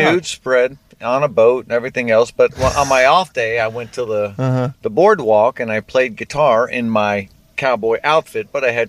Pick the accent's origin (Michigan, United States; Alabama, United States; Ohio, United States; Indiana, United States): Ohio, United States; Cincinnati; I'm from Cincinnati.